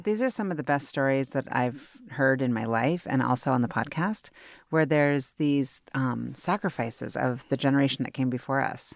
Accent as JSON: {"language": "English", "town": "Seattle", "region": "Washington", "country": "United States", "also_born_or_lived": "New York", "said": "now I'm back and I love it and I'm really proud to be from here"}